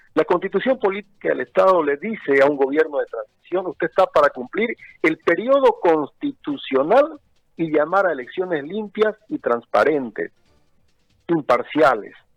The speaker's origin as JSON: {"language": "Spanish", "area": "Chiquitania", "region": "Santa Cruz", "country": "Bolivia", "tie": "born or raised there", "said": "Yo soy un boliviano que ha tenido la suerte de nacer en esta bendita tierra chiquitana, de formarse profesionalmente en Santa Cruz"}